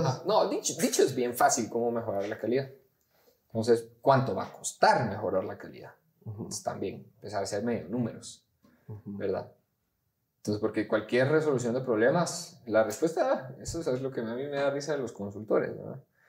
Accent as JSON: {"language": "Spanish", "country": "Guatemala", "said": "como guatemaltecos"}